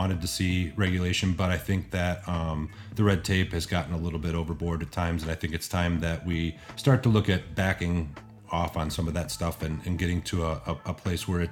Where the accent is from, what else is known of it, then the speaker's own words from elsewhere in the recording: Michigan, United States; moved away; also born or lived in Colorado; I grew up here in Michigan and then made my way to Colorado and back out to Michigan.